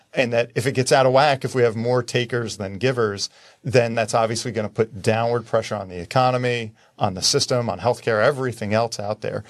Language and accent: English; New Jersey, United States; I'm from New Jersey.